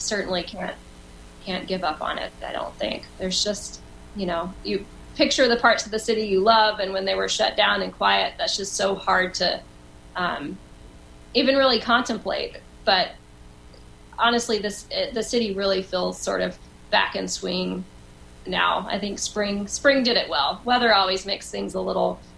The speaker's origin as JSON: {"language": "English", "town": "Liberty", "region": "Texas", "country": "United States", "tie": "born or raised there", "also_born_or_lived": "Austin, Texas / Houston, Texas", "moved": "as an adult", "lives_now": "New York City, United States", "said": "I grew up in Liberty my entire life till I went to college"}